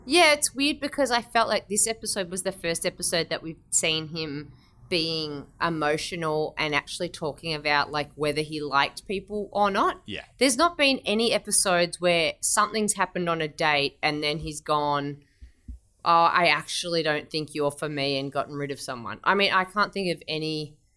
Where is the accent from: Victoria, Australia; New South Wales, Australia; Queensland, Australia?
Victoria, Australia; Melbourne; now in Sydney, Australia; I'm from Melbourne originally.